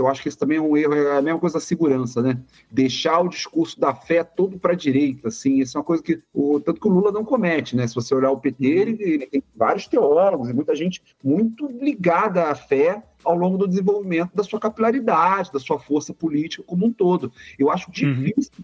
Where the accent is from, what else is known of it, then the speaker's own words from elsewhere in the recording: Rio de Janeiro, Brazil; Um prazer também falar da minha terra natal